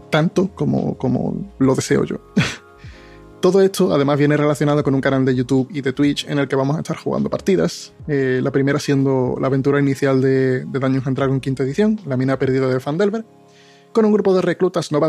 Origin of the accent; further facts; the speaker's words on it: Andalusia, Spain; also born or lived in Dominican Republic; soy dominicano o español, o dominiñol o españicano, no está muy claro aún, pero que soy 50% dominicano, 50% español, muy andaluz y 100% crisis de identidad